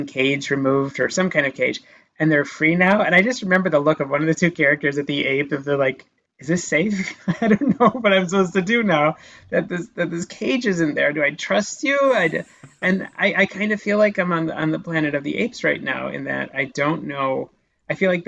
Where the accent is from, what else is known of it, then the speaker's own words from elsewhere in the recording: Midwest, United States; moved away; I am a Midwesterner at my core